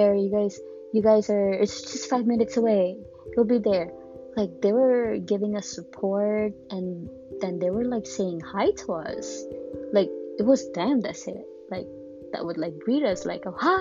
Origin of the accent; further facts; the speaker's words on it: Miami, Florida, United States; I grew up here in Miami, where not a lot of people are very friendly